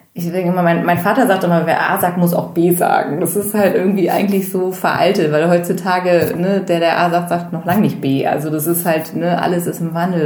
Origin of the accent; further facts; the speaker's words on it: Bergisch Gladbach, North Rhine-Westphalia, Germany; now in Hamburg, Germany; Ich komme eigentlich aus dem Rheinland, also aus der Nähe von Köln.